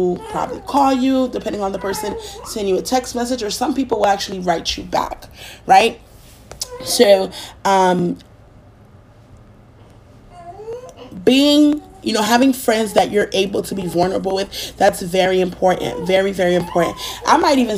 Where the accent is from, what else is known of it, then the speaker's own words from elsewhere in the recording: Haiti; now in United States; being Haitian, growing up, partially growing up in Haiti and here in the United States